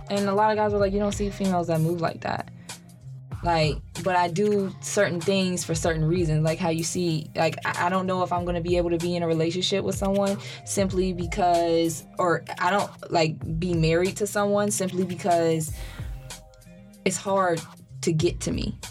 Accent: Dayton, Ohio, United States; I'm from Dayton, Ohio

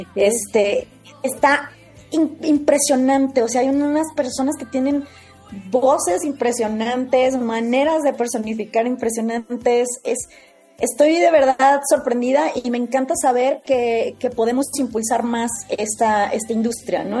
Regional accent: Mexico; como lo somos los mexicanos

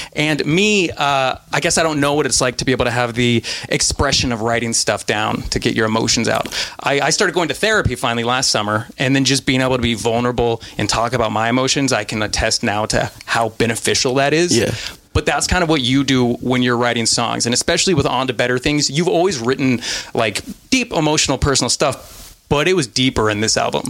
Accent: Reno, Nevada, United States; now in Los Angeles, United States; I'm from Reno, Nevada, which isn't near uh, Vegas. It gets cold there. Like there are lots of snow, so like I grew up snowboarding

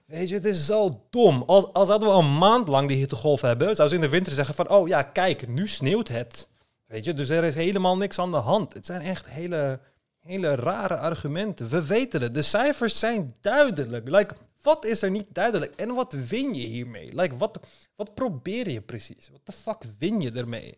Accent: Istanbul, Turkey; moved away; als klein kind in Istanbul

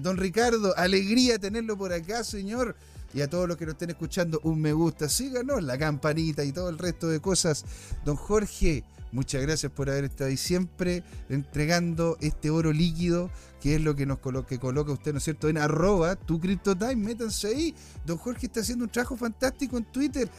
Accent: Chile; somos chilenos, eh, somos latinos

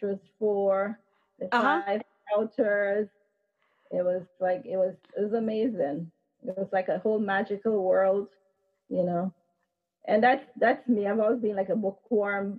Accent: Guyana; now in United States; that's where I'm from

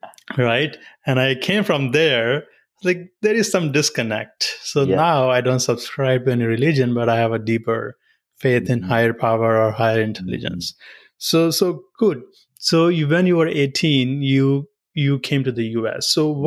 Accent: northern India, India; moved away as an adult; now in United States; I moved to the US, America, about 8 years ago. Mm. And when I was 27, I moved to the US. I lived in Northern India. You know, I was born and raised in India.

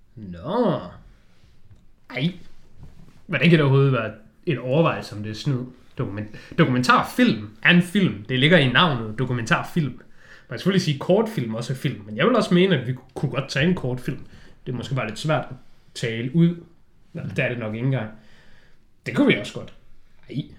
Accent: Denmark; jeg er jo bare en dansker

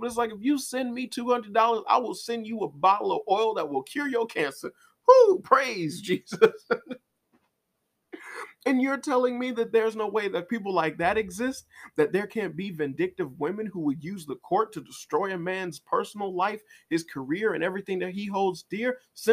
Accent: Chicago, Illinois, United States; I'm from Chicago

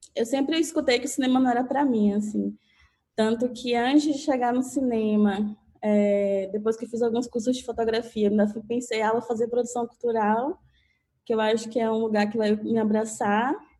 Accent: Catu, Bahia, Brazil; also born or lived in Salvador; now in São Paulo, Brazil; eu sou do interior da Bahia, uma cidadezinha chamada Catu

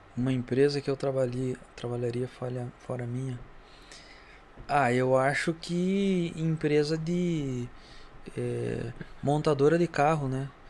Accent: Santa Rosa, Rio Grande do Sul, Brazil; Da Vila Flores, então, eu nasci lá, né? sou natural da Vila Flores, de Santa Rosa

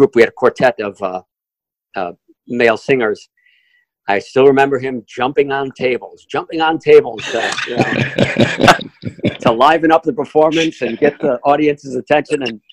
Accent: near Chicago, Illinois, United States; moved away as an adult; now in Los Angeles, United States; I grew up near Chicago, and that's where I met Chuck. We went to high school together.

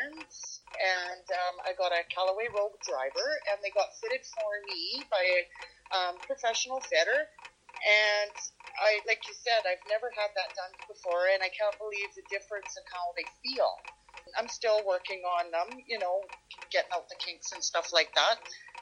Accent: Big Valley, Alberta, Canada; I am from the big metropolis of Big Valley, Alberta

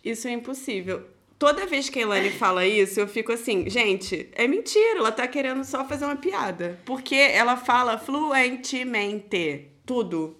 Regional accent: Nova Iguaçu, Rio de Janeiro, Brazil; moved away as an adult; now in Germany; Eu venho da caravana do Rio de Janeiro. Alô, o Uhu Nova Iguaçu

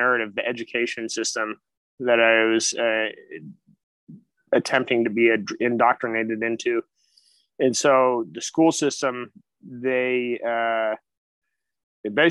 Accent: Sonoma, California, United States; I grew up in Sonoma, California

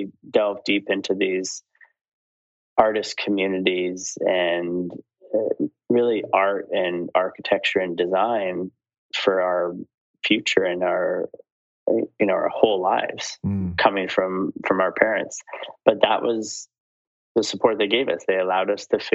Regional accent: Saskatoon, Saskatchewan, Canada; moved away as an adult; also born or lived in Montreal / Los Angeles / Beijing; I grew up in Saskatoon, Saskatchewan

